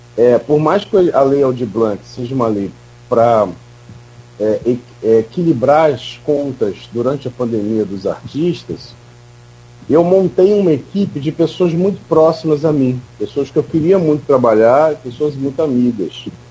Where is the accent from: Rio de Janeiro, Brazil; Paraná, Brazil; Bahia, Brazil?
Rio de Janeiro, Brazil; Campos dos Goytacazes; eu nasci em Campos, eu nasci e fui morar na rua Formosa, também de Coronel Cardoso